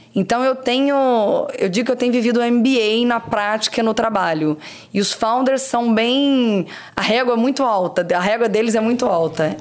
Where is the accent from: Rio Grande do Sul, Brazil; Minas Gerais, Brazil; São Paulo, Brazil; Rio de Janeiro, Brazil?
Rio de Janeiro, Brazil; Barra Mansa; moved away as an adult; also born or lived in Três Rios; nasci em Três Rios, eu cresci em Barra Mansa